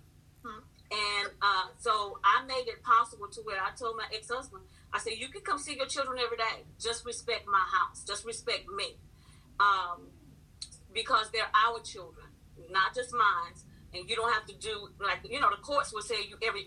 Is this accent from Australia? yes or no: no; Louisiana, United States; moved away as an adult; I'm from Louisiana